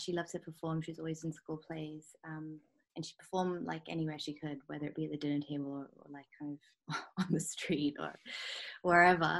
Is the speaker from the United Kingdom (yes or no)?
no; Hong Kong; growing up in Hong Kong